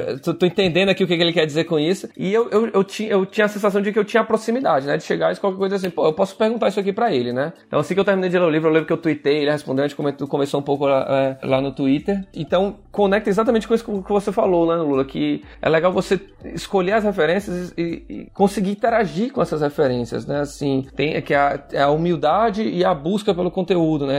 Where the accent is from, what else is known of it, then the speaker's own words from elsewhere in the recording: Ceará, Brazil; eu sou cearense